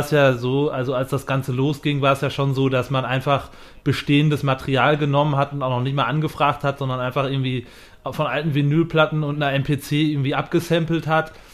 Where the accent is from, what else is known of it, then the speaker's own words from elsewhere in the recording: Germany; als Deutscher